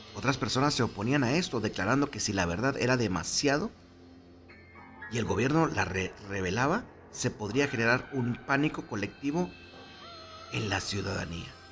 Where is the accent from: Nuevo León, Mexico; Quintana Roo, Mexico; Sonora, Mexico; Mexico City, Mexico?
Nuevo León, Mexico; Monterrey; como buenos regios